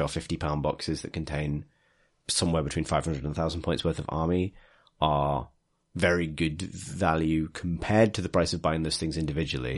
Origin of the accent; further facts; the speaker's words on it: Liverpool, North West England, United Kingdom; moved away; I'm from Liverpool